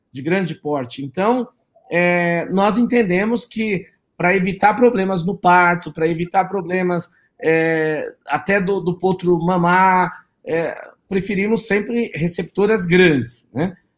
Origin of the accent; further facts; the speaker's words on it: São Paulo, Brazil; Eu nasci aqui em São Paulo, mesmo capital, mas os meus pais são do interior de São Paulo, da região de Marília